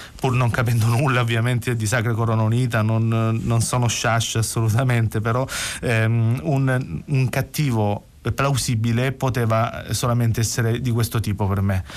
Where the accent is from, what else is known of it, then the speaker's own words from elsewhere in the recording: Gallipoli, Apulia, Italy; first language Salentino dialect; Italian is a second language; moved away as an adult; now in Bologna, Italy; sono andato via dal Salento dove ho vissuto per 27 anni a Gallipoli e sono andato a vivere a Bologna